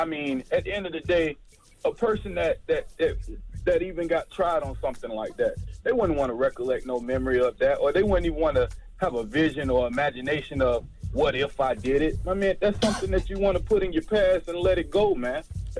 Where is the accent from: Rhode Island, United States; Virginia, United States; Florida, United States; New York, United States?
Florida, United States; Fort Lauderdale; I'm from Fort Lauderdale, Florida, man.